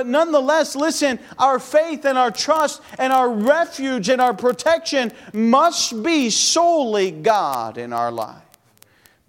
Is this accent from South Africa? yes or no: no; United States; I'm American as American can be